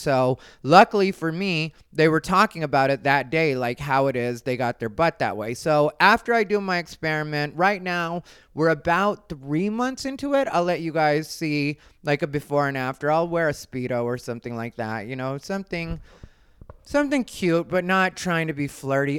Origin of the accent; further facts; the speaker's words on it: Arizona, United States; I'm from Arizona, and if you know Arizona people, you know that I am an Arizona person.